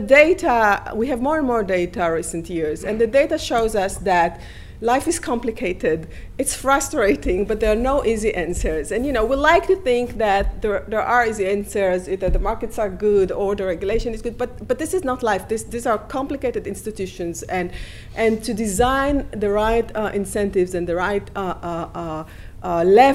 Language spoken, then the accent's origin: English; Israel; now in United States; I grew up in Israel